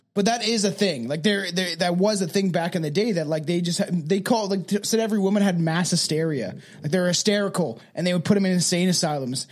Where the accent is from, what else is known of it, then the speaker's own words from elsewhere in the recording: Canada; We are Canadian.